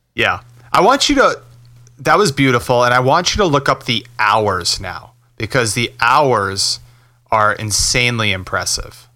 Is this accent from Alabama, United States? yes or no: no; River Edge, New Jersey, United States; I grew up in River Edge, North Jersey